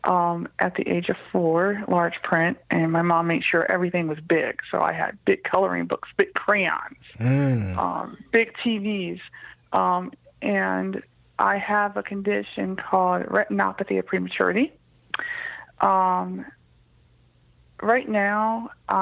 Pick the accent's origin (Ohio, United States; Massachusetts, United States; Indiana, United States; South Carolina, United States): Ohio, United States; Cleveland; I grew up in Cleveland, Ohio